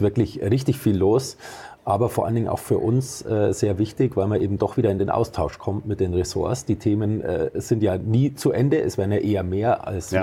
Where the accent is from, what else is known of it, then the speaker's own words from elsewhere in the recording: Arzberg, Bavaria, Germany; moved away; Ich bin gebürtiger Oberfranke. Ich okay. komme aus Arzberg, Landkreis Wunsiedel mhm. im Fichtelgebirge